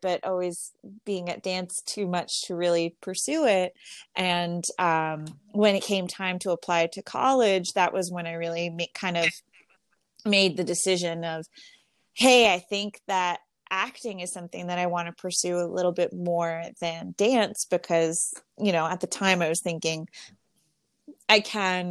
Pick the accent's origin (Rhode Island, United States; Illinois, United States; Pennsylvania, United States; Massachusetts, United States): Massachusetts, United States; Boston; moved away as an adult; also born or lived in Somerville, Massachusetts / Winchester, Massachusetts / Amherst, Massachusetts; now in Los Angeles, United States; I grew up in Boston and Winchester and so mostly not Boston proper, but Somerville and Winchester